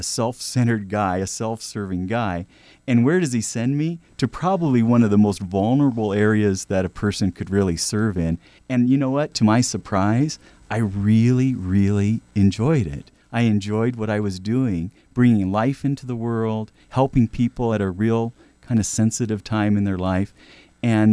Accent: Marysville, California, United States; we grew up in Northern California in a small town called Marysville and out in the rural area

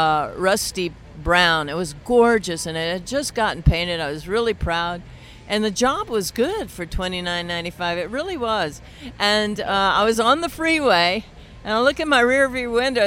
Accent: Fort Worth, Texas, United States; I grew up in Fort Worth, Texas

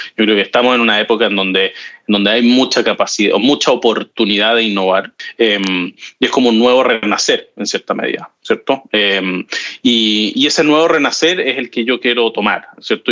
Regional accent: Chile; siendo chileno

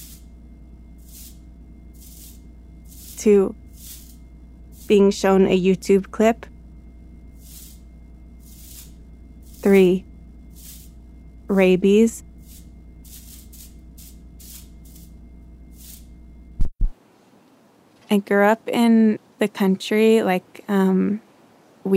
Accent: New York, United States; as a New Yorker

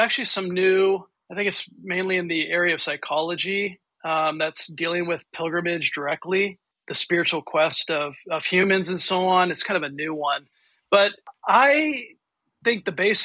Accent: California, United States; So I'm also from California. I was born here, raised here

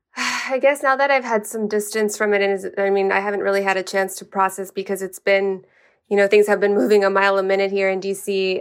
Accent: El Paso, Texas, United States; moved away as an adult; now in Sacramento, United States; my hometown

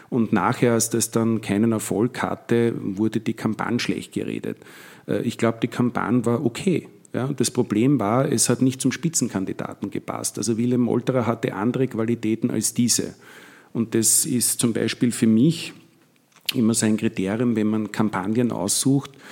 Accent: Vienna, Austria; Ich komme selber aus dem Gemeindebau in Wien, also aus Wien-Donnerstadt, aus einem Flächenbezirk habe sehr viele Freunde in Favoriten und in Simmering, auch in Floridsdorf

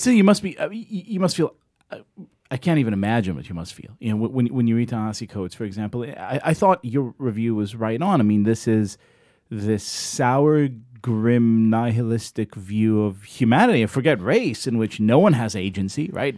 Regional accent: Israel; now in United States; I grew up in Israel

